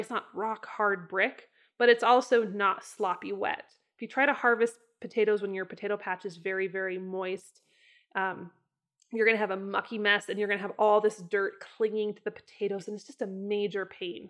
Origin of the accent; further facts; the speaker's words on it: northern Idaho, United States; moved away; I grew up in the north part of Idaho, which really is not very potato heavy.